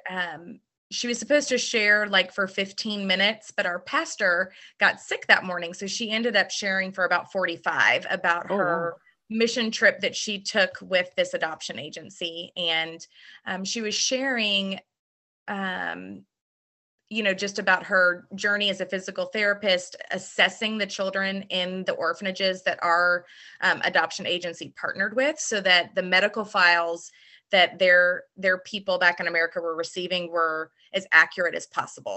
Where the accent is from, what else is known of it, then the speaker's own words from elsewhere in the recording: Louisville, Kentucky, United States; also born or lived in Birmingham; I was born and raised right here in Middletown.